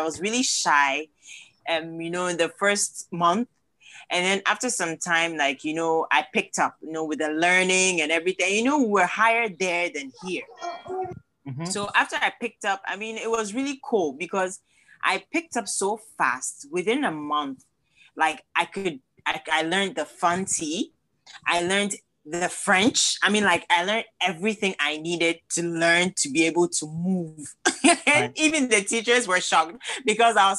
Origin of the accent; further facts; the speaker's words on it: Cape Coast, Central Region, Ghana; now in United States; I was born in Cape Coast